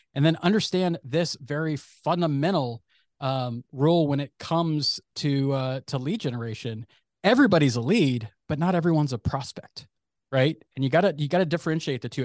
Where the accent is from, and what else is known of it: San Francisco Bay Area, California, United States; born or raised there